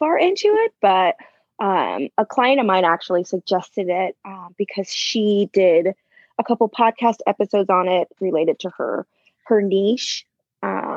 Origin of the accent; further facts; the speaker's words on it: California, United States; now in Napa, United States; I wasn't raised here. I was born still in California, but probably, how far am I? Maybe like 30, 45 minutes away.